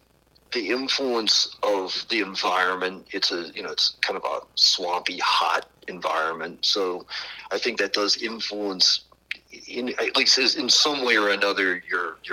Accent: New Orleans, Louisiana, United States; also born or lived in West Palm Beach, Florida; I was born in West Palm Beach, Florida, but when I was about a year old, we moved to the New Orleans area. We've kind of lived right around, either in New Orleans or around New Orleans for most of my life afterwards

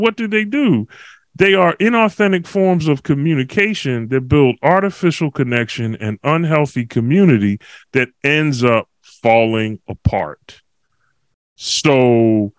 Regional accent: Philadelphia, Pennsylvania, United States; now in Walla Walla, United States; I'm from Philly, but I'm living in the boondocks, as they say

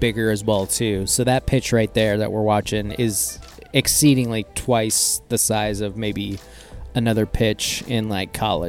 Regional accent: Central Washington State, United States; I grew up in Central Washington State

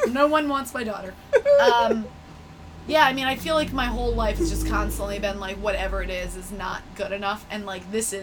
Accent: Michigan, United States; moved away; I'm from Michigan

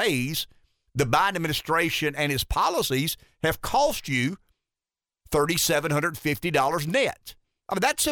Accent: Pamplico, South Carolina, United States; living in Pamplico, South Carolina, my hometown

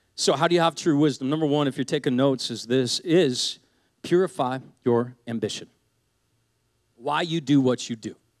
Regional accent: Seattle, Washington, United States; I grew up in Seattle

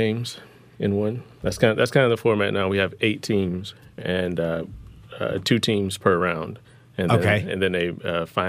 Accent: the South, United States; I am from... The South

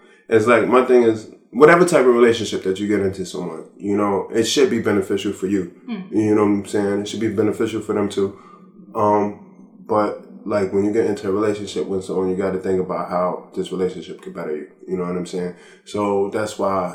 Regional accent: United States; As an American

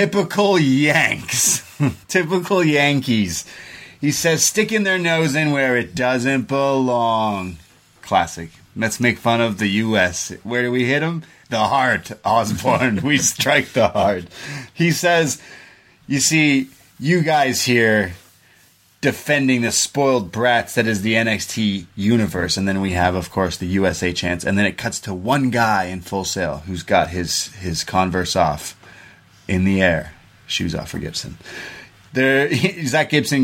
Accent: Canada; I'm a Canadian

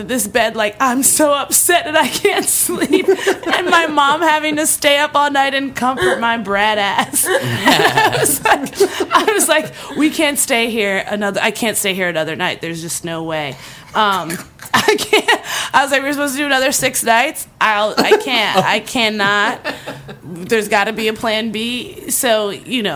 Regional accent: East Coast, United States; now in Santa Monica, United States; growing up on the East Coast

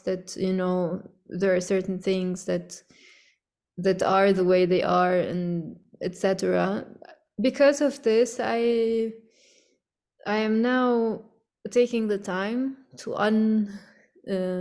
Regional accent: Cairo, Cairo Governorate, Egypt; now in Beirut, Lebanon; growing up in Cairo

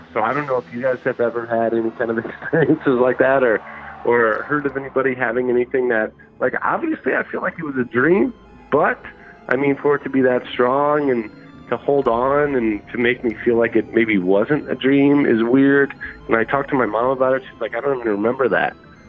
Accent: Las Vegas, Nevada, United States; I'm from Vegas.

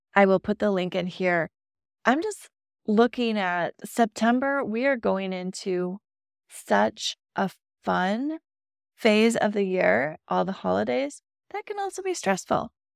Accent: Midwest, United States; I grew up in the Midwest

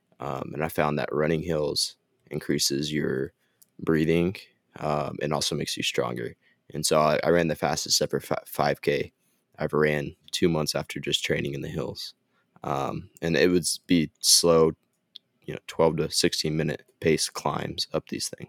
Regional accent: Ardmore, Oklahoma, United States; born there; also born or lived in Gainesville; I was born in Ardmore, Oklahoma, so I don't know, it's kind of sentimental in a way, is like that's the place I was born

